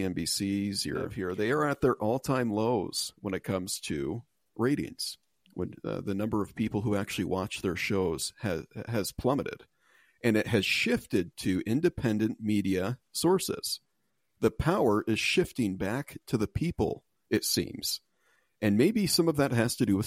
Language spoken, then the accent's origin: English; United States; I'm American first, sir.